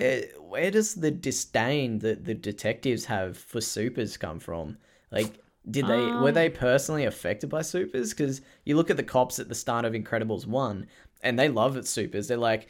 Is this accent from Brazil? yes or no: no; Australia; I am Australian.